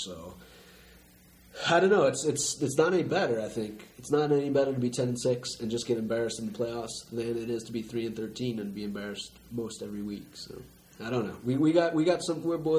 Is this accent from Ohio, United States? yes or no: yes; Cincinnati, Ohio, United States; moved away; I grew up in Cincinnati.